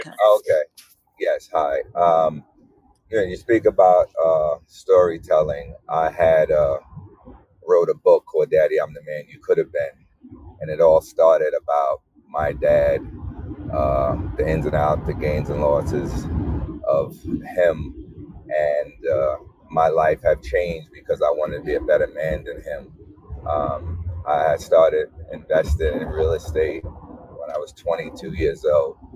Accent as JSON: {"language": "English", "region": "New York", "country": "United States", "tie": "born or raised there", "said": "growing up in New York and Rudder Projects"}